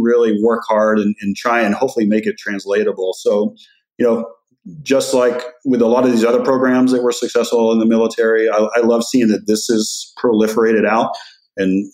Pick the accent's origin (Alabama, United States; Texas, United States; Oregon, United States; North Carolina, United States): Texas, United States; West; I grew up in West Texas